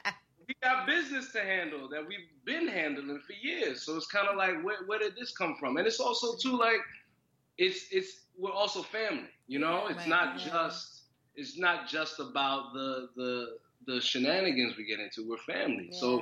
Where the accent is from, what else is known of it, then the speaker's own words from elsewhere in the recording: New York City, New York, United States; I'm born and raised in Brooklyn.